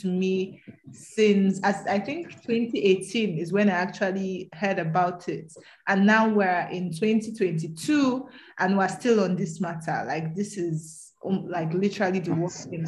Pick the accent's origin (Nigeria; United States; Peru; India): Nigeria; the North, Northern Nigeria; also born or lived in Edo State; I'm from Edo State, but I grew up in the North.